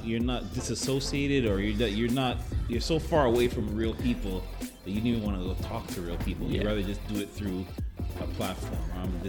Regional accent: Jamaica; I'm Jamaican

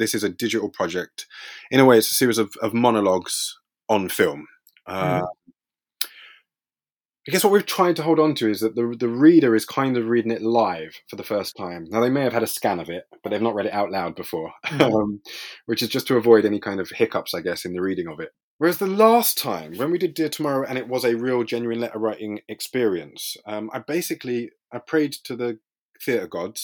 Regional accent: London, United Kingdom; I grew up in East London, in a place called Leytonstone, which is which borders Stratford

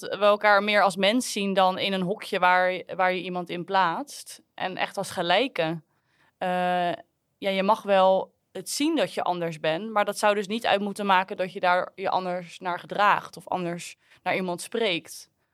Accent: Netherlands; als Nederlanders

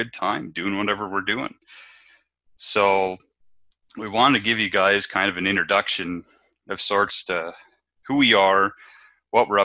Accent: Moorhead, Minnesota, United States; moved away as an adult; now in North Dakota, United States; I grew up in Minnesota. I grew up on an small produce farm

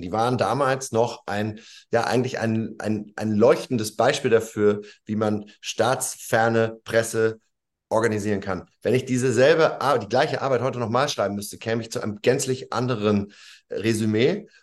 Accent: Lower Saxony, Germany; das bin ja auch Niedersachse

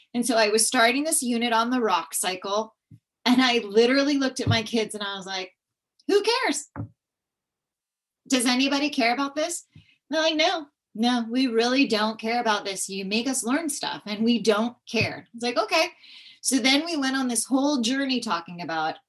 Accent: California, United States; I grew up in California.

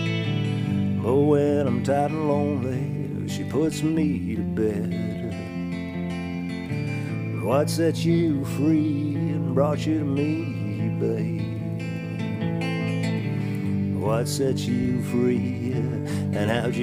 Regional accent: Newfoundland and Labrador, Canada; being a Newfoundlander

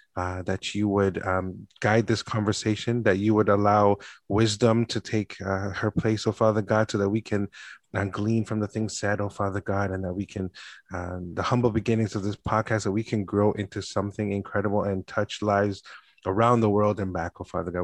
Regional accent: Canada; born and raised in Canada

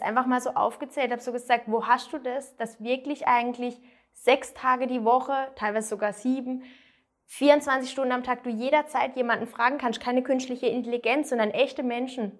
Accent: near Freiburg, Baden-Württemberg, Germany; ich komme aus der Nähe von Freiburg, also ganz andere Richtung in Deutschland

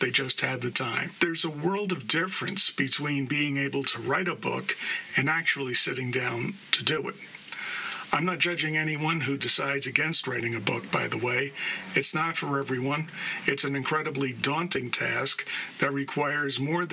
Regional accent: New York City, New York, United States; born and raised in the Bronx, New York

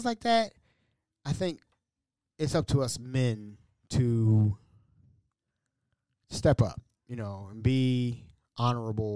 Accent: United States; As an American, a proud American, a veteran of this wonderful country of ours

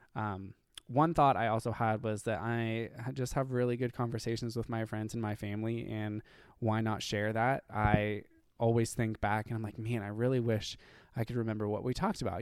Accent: Ohio, United States; being gay and growing up in Ohio

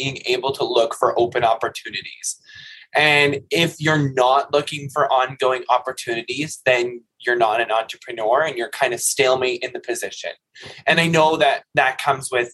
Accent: Quinte West, Ontario, Canada; also born or lived in Ottawa; I didn't grow up in Trenton, but I grew up in the Quinte West Sterling area.

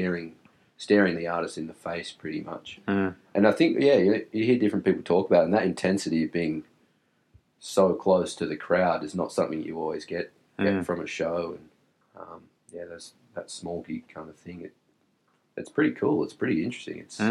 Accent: Wollongong, New South Wales, Australia; We grew up with each other in the northern suburbs

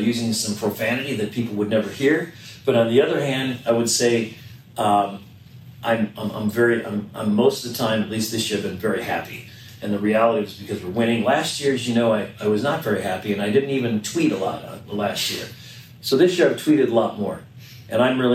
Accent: Minnesota, United States; now in Sacramento, United States; I grew up in Minnesota, loved the Minnesota Vikings

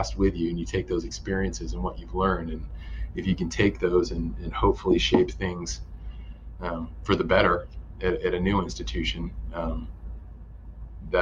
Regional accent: Virginia, United States; moved away as an adult; also born or lived in Oregon / Idaho; I grew up in Virginia, and moving back to Virginia

